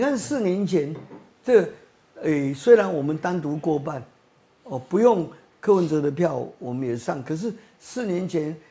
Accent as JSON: {"language": "Chinese", "country": "Taiwan", "said": "我们台湾人"}